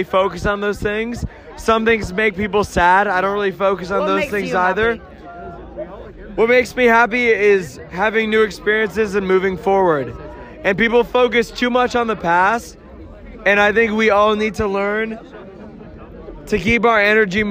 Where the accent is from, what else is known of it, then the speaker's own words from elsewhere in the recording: Nashville, Tennessee, United States; I'm from Nashville, Tennessee.